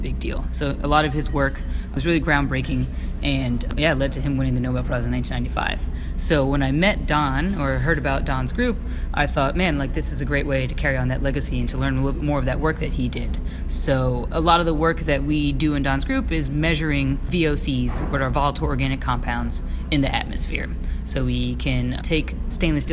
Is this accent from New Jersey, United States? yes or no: yes; New Jersey, United States; moved away as an adult; also born or lived in New York / Irvine, California; now in California, United States; I grew up primarily on the East Coast between New York and New Jersey